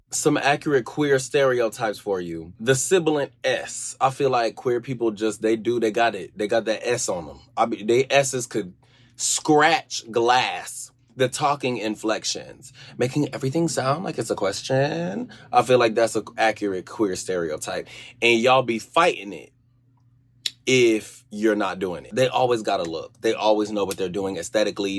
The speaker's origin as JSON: {"language": "English", "region": "Georgia", "country": "United States", "tie": "born or raised there", "said": "I grew up in Georgia."}